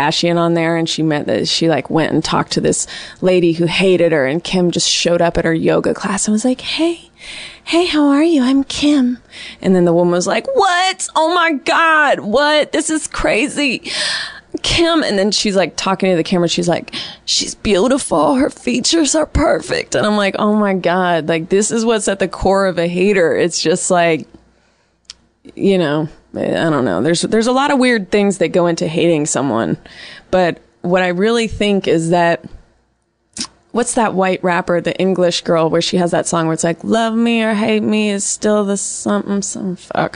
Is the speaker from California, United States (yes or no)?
yes; Bay Area, California, United States; I was raised in the Bay Area